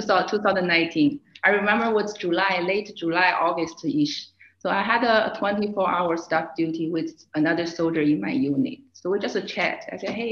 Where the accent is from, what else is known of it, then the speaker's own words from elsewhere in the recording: China; also born or lived in Fort Drum, New York, United States; now in Germany; I was born and raised in China. I came to the United States in 2009